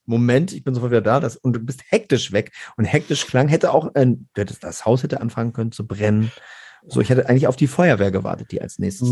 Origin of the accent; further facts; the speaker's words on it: Garbsen, Lower Saxony, Germany; ich komme aus Gerbsen bei Hannover